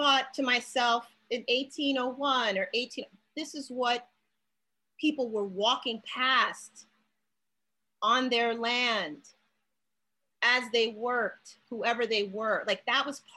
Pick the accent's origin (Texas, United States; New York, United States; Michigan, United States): New York, United States; New York City; someone who grew up in New York